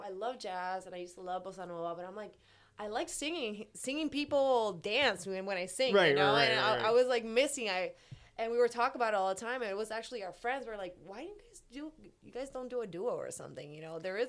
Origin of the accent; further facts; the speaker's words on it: Puerto Rico; moved away as an adult; now in Miami, United States; Puerto Rico, yeah. Okay. Raised there entire life. And it wasn't until like 2012 that we decided to come here.